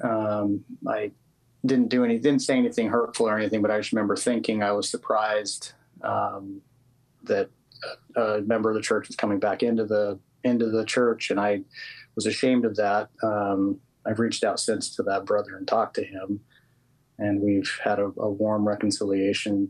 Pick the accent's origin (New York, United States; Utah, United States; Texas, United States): Utah, United States; I grew up in in Utah